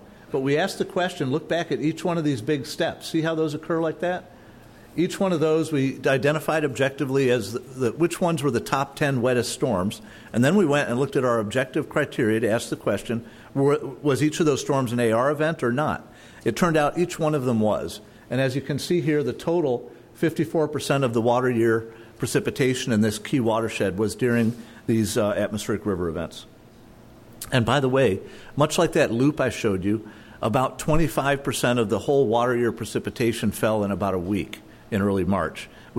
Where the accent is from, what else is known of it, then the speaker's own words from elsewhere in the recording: Michigan, United States; also born or lived in Florida / Colorado / Arizona; now in California, United States; I'm from Michigan. I live in Florida, Colorado, Arizona, California, et cetera.